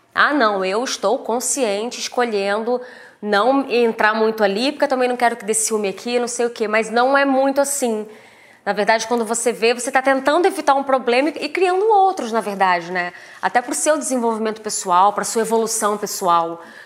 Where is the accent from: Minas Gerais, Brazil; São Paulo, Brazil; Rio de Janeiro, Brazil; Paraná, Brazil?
Rio de Janeiro, Brazil; Três Rios; eu sou de Três Rios, né? Tive uma infância, uma adolescência bem humilde, assim.